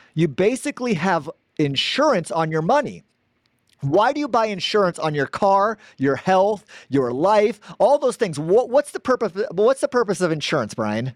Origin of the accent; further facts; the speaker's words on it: Gilbert, Arizona, United States; I'm from Gilbert, Arizona, born and raised Arizona